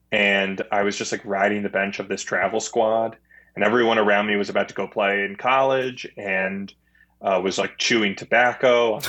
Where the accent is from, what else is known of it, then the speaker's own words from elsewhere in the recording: Clinton Township, Michigan, United States; I'm from Clinton Township, Michigan.